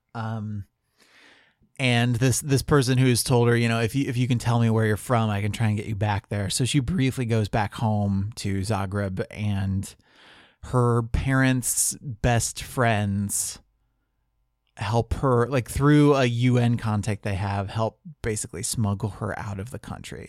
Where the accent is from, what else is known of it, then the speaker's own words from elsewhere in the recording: United States; as an American